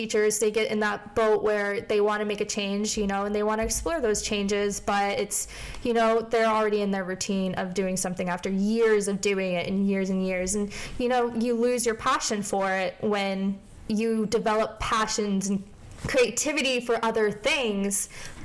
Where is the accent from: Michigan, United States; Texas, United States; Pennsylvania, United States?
Pennsylvania, United States; Scranton; moved away as an adult; also born or lived in Morgantown, West Virginia; I am originally from Scranton, Pennsylvania, so if you like The Office, that is where I'm from